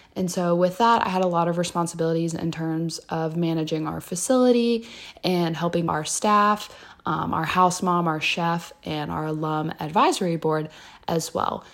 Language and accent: English; Louisville, Kentucky, United States; I am from Louisville, Kentucky